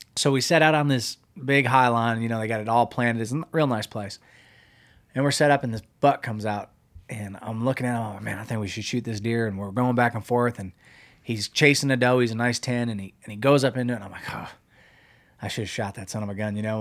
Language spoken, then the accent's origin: English; Pennsylvania, United States; When I grew up hunting in Pennsylvania